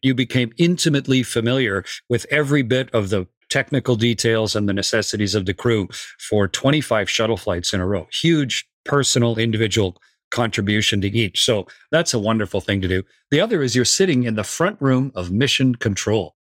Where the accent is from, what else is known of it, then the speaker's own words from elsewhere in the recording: Canada; I was a test pilot with the U S Air Force and the U S Navy as a Canadian.